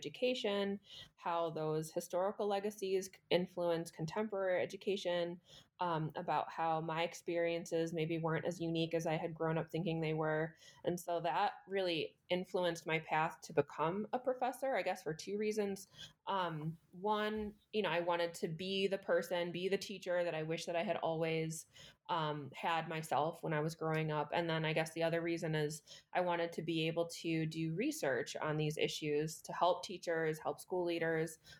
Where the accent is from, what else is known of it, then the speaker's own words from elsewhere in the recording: Minnesota, United States; now in East Lansing, United States; I grew up in Minnesota in a district that was very similar to East Lansing